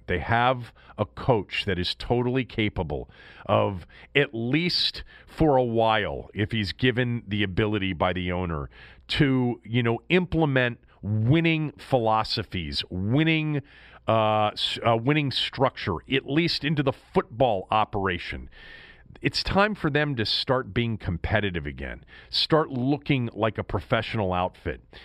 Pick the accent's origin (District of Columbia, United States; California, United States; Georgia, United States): District of Columbia, United States; Washington; That's my city. That's my hometown